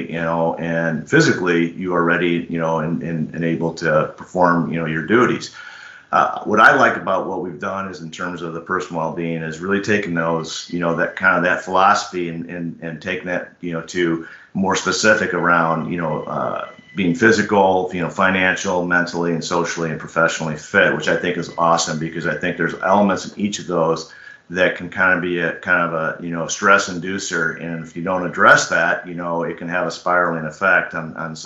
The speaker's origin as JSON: {"language": "English", "town": "Chicago", "region": "Illinois", "country": "United States", "tie": "born or raised there", "said": "I grew up in Chicago"}